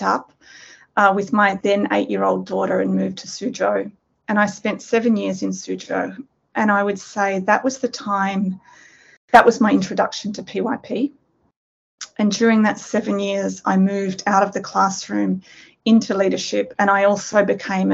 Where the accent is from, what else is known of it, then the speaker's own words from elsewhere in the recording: Australia; moved away as an adult; also born or lived in Sydney, Australia; now in Nanjing, China; I'm Australian.